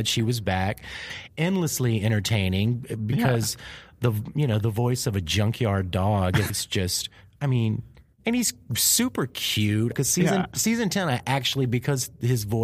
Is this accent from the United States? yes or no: yes; the South, United States; also born or lived in Louisiana; I was from the South